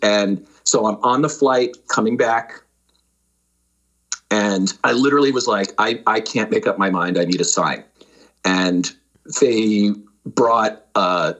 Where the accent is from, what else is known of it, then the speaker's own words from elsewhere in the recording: Connecticut, United States; moved away as an adult; also born or lived in New York City, New York / Pennsylvania / Madison, Wisconsin; now in San Jose, United States; So that's where I was born, and we lived in New York and then outside of New York, and then eventually they moved to the suburbs in Connecticut.